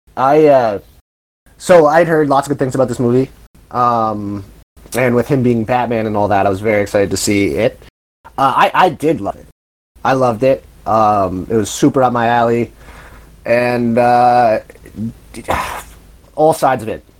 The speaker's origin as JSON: {"language": "English", "town": "Toronto", "region": "Ontario", "country": "Canada", "said": "I'm from Toronto"}